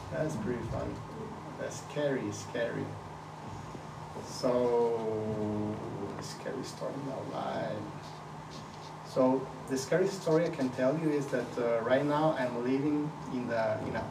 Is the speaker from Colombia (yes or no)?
yes; Colombia; moved away as an adult; now in Switzerland; I was born in Colombia. So I lived all my childhood in Colombia